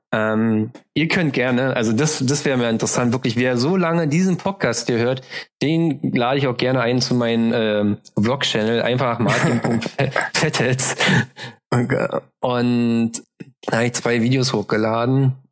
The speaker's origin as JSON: {"language": "German", "region": "Berlin", "country": "Germany", "said": "Ich finde immer, also wir sind Berliner."}